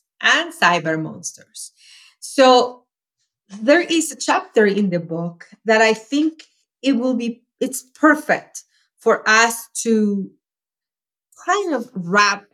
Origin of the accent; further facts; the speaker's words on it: Venezuela; moved away as an adult; now in United States; I grew up in Venezuela, as you know, and when I was 11, my mom and I were evicted, and I grew up in a shack